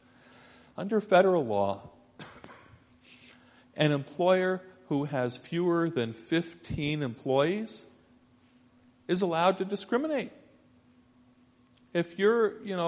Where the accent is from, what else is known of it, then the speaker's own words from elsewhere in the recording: Scarsdale, New York, United States; moved away; I grew up initially in Scarsdale, New York, Westchester County, just north of New York City.